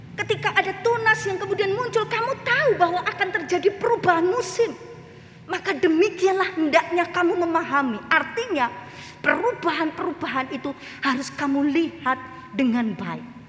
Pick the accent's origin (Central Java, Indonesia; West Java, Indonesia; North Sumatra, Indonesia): Central Java, Indonesia; Klaten; Saya asalnya Klaten